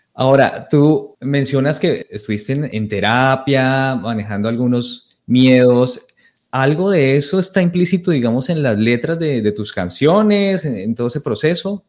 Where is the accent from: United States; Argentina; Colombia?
Colombia; now in Toronto, Canada; entramos los colombianos